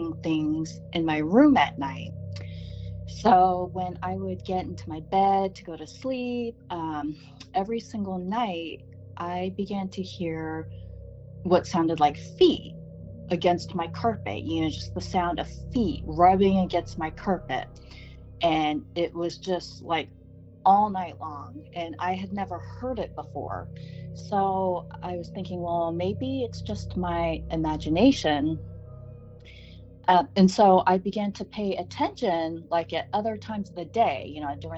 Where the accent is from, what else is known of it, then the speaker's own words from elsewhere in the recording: Sacramento, California, United States; also born or lived in Spain; a house that I grew up in Sacramento